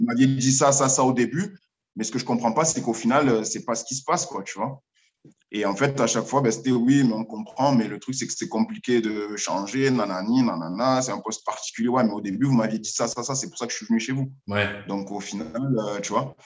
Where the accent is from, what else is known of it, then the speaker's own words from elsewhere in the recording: Marseille, Provence-Alpes-Côte d'Azur, France; moved away as an adult; je suis de Marseille à la base